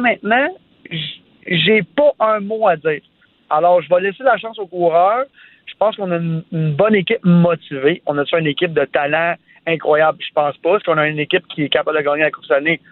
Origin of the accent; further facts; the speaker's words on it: Sainte-Martine, Quebec, Canada; first language French; je viens de Sainte-Martine, un petit village à 45 minutes de Montréal